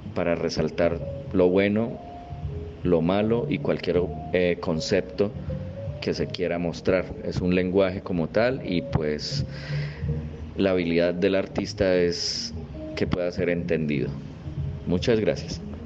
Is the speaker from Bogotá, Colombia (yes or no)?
no; Málaga, Santander, Colombia; nací en la ciudad de Málaga, Santander